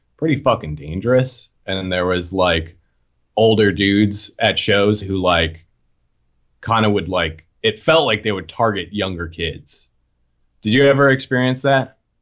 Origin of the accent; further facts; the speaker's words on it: right outside of Boston, Massachusetts, United States; moved away as an adult; now in Philadelphia, United States; I grew up right outside of Boston, and then I moved here when I was nineteen to go to Drexel